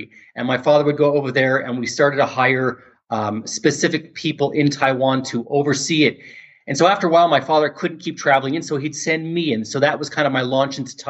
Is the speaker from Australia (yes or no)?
no; Canada; being from Canada, I'm a Canadian